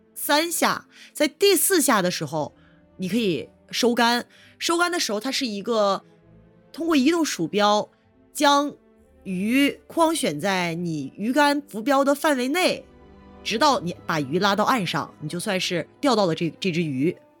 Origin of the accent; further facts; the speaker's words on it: China; 我们中国人